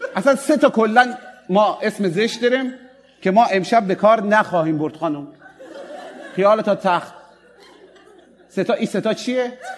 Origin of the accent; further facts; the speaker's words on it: Mashhad, Razavi Khorasan, Iran; accent: Mashhadi; ما به سکس چی میگیم در مشهد